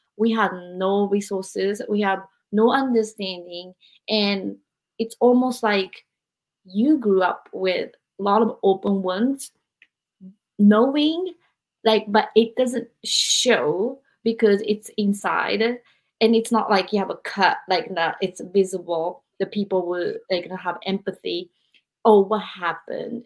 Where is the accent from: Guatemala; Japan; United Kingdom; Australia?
Japan; I'm from Japan